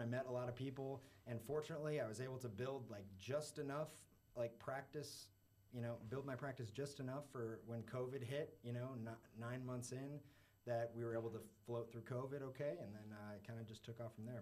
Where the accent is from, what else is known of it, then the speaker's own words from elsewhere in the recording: Chicago, Illinois, United States; moved away as an adult; also born or lived in New York; now in Miami, United States; born in New York, did a little stint in New York for like a year or two, and then uh, I was in Chicago for most of my life